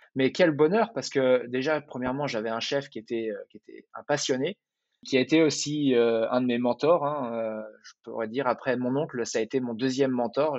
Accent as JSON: {"language": "French", "area": "Val-de-Marne, Paris region", "region": "Île-de-France", "country": "France", "tie": "born or raised there", "also_born_or_lived": "Dubai, United Arab Emirates", "moved": "as an adult", "lives_now": "Chicago, United States", "said": "Je suis originaire de Paris, ou de la région parisienne. Euh, j'ai grandi dans le Val-de-Marne"}